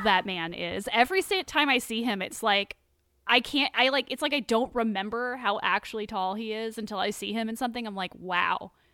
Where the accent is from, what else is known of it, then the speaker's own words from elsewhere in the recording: England, United Kingdom; I as an English person